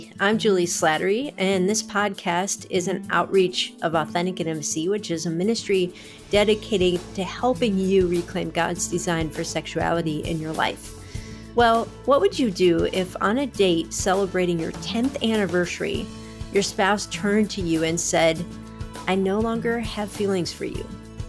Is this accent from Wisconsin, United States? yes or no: no; Cleveland, Ohio, United States; I grew up in Cleveland